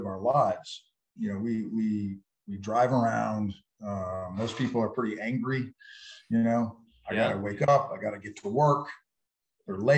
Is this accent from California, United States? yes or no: yes; San Diego, California, United States; I grew up in San Diego area where there's a lot of Marines and Navy influence